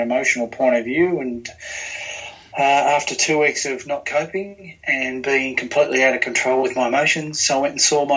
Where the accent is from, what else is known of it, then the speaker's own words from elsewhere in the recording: Australia; also born or lived in New Zealand; I was born in New Zealand with my sister. Mum's Australian. And we moved from New Zealand to Australia when I was three. So I've lived here all of my life